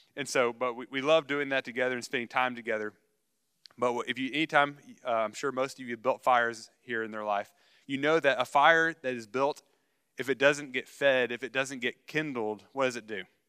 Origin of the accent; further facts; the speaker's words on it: United States; as American Christians